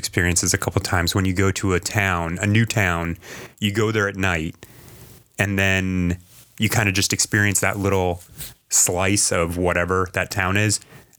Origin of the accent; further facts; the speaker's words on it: New England, United States; we come from New England